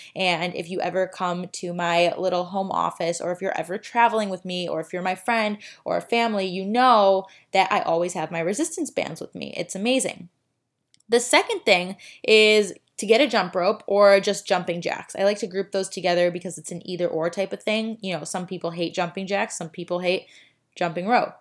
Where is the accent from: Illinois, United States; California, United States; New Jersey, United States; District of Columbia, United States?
Illinois, United States; Chicago; now in Miami, United States; I am from Chicago